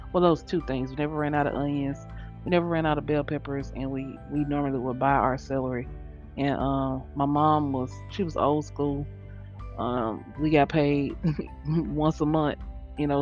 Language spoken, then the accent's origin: English; Louisiana, United States; I'm from Louisiana